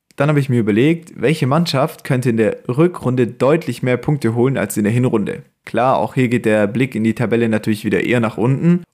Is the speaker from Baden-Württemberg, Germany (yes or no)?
yes; Stuttgart, Baden-Württemberg, Germany; ich komme ja aus Stuttgart